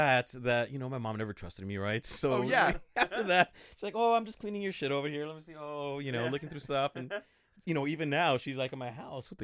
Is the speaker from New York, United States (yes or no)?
no; Santa Ana, California, United States; I'm from Santa Ana, California